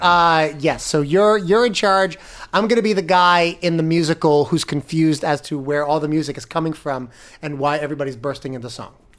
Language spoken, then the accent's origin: English; Florida, United States; now in New York, United States; I come from Florida